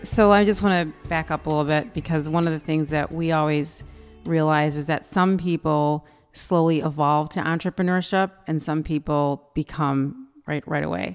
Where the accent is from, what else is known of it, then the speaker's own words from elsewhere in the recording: United States; we're American